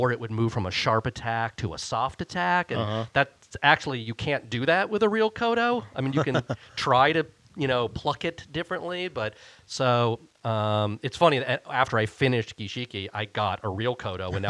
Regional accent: Cleveland, Ohio, United States; I grew up outside of Cleveland, Ohio

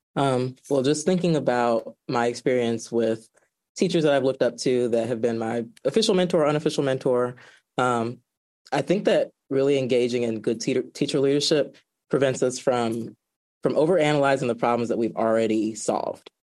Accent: Georgia, United States; now in Washington, D.C., United States; I am originally from Georgia

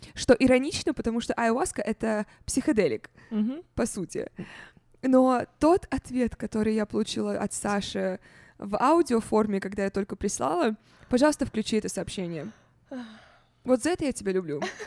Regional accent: Russia; moved away; когда я росла в России

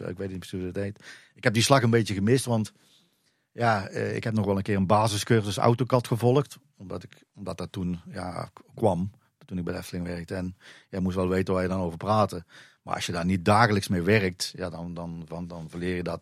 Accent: Drunen, North Brabant, Netherlands; now in Dronten, Netherlands; kom zelf uit Drunen, dus ik kom uit Brabant

